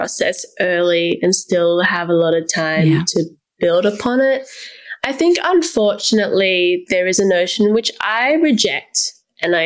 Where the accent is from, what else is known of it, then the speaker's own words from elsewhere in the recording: Canberra, Australian Capital Territory, Australia; I meant to move out of my hometown 3 years prior, but I didn't because of the pandemic, and now I'm still here